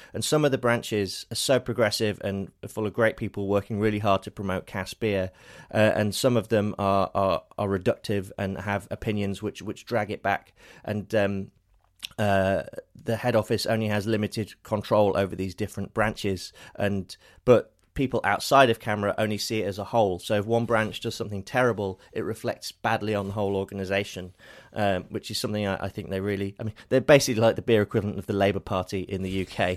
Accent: Lincolnshire, East Midlands, United Kingdom; moved away as an adult; now in London, United Kingdom; we're both from Lincolnshire in the U K. I've lived in London for fifteen years

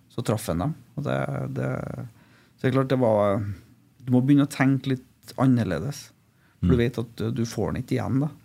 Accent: Trondheim, Trøndelag, Norway; also born or lived in Malvik; jeg er fra Trondheim

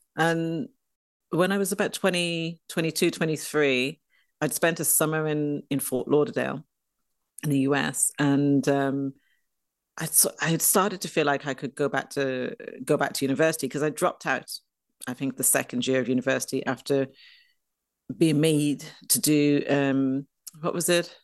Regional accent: Dublin, Leinster, Ireland; moved away; I grew up in Dublin, in Ireland

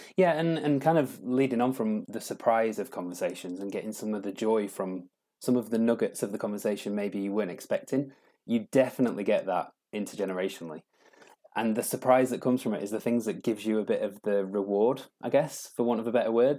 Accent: Doncaster, Yorkshire and the Humber, United Kingdom; moved away as an adult; also born or lived in London; I'm from Doncaster, and I lived down in London for a long time and decided I'd kind of got to a stage with London where I wanted to move back to my roots

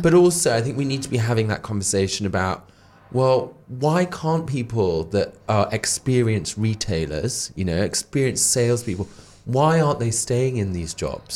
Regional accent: Darlington, North East England, United Kingdom; now in London, United Kingdom; the northeast where I'm from. I'm from Darlington in County Durham.

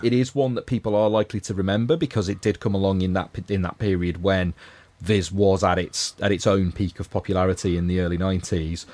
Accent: Liverpool, North West England, United Kingdom; as a Scouser

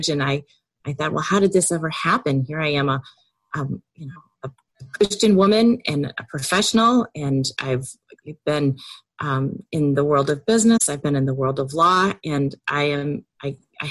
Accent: downstate Illinois, United States; also born or lived in Chicago suburbs, Illinois; I'm from Illinois. Born and raised in downstate Illinois in the middle of the cornfields

